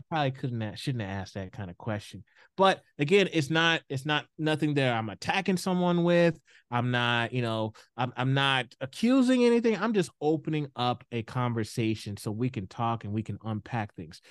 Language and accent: English; Houston, Texas, United States; moved away as an adult; now in Idaho, United States; I grew up in the South. I grew up in Houston.